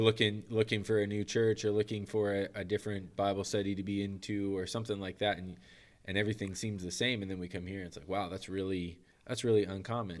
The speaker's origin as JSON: {"language": "English", "country": "United States", "also_born_or_lived": "Manitoba, Canada", "moved": "as an adult", "said": "I'm American"}